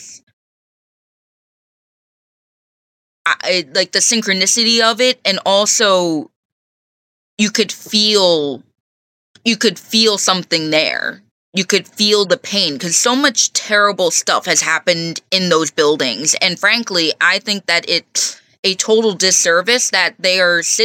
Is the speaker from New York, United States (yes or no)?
yes; Stony Point, New York, United States; I grew up in Stony Point, so I grew up hearing all the story